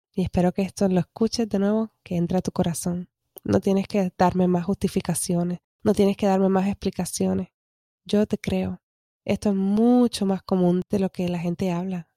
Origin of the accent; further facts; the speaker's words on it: Puerto Rico; como decimos en Puerto Rico, estoqueado que es stuck